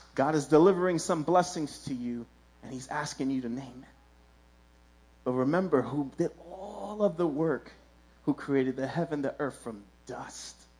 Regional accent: New York City, New York, United States; I grew up in Williamsburg.

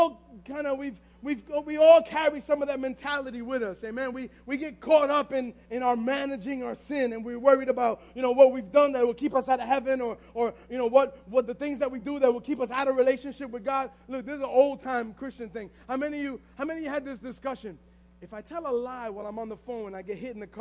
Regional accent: New York City, New York, United States; we're from the Bronx

